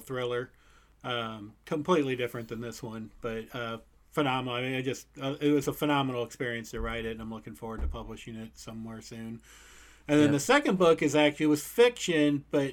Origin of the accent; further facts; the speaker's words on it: St. Louis, Missouri, United States; I'm from St. Louis, Missouri.